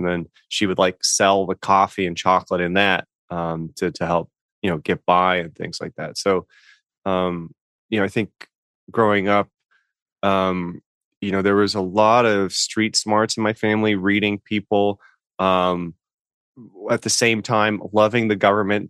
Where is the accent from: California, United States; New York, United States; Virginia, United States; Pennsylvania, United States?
California, United States; moved away as an adult; also born or lived in Sacramento / San Francisco Bay Area; now in East Coast, United States; I'm a native Californian. I grew up splitting my youthful days between Sacramento and the Bay Area.